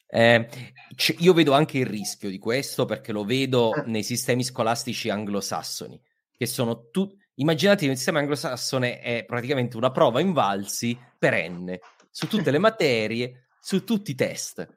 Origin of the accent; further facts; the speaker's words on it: Southern Italy, Italy; io sono meridionale